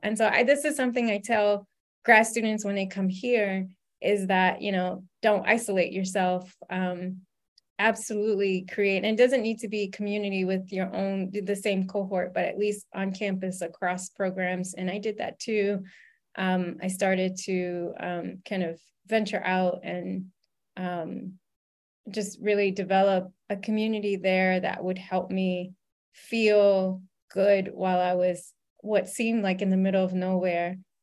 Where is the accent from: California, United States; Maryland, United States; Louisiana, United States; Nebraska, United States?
Louisiana, United States; I grew up in Louisiana